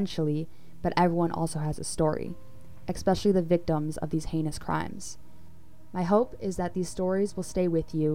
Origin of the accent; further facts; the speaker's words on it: Chicago, Illinois, United States; I'm from Chicago